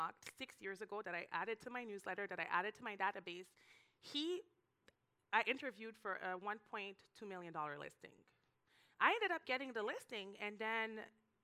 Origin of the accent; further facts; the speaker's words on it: Canada; moved away as an adult; now in Miami, United States; I'm Canadian